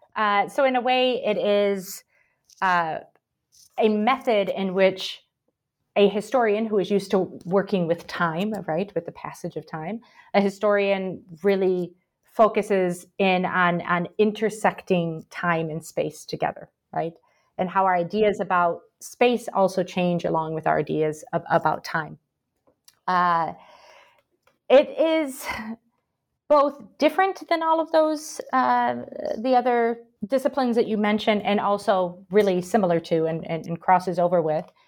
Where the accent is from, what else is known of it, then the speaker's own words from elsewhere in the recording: Michigan, United States; moved away as an adult; also born or lived in Paraguay / Brazil; now in Birmingham, United Kingdom; I'm originally from the United States. You can probably tell from my accent. I'm from Michigan originally, but I lived a long time in South America as well, mostly in Paraguay and Brazil